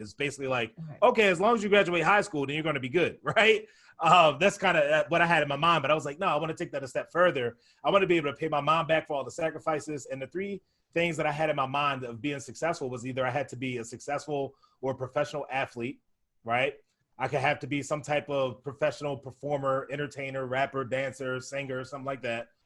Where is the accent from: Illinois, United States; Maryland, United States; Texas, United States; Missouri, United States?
Maryland, United States; Baltimore; I grew up down in Baltimore, Maryland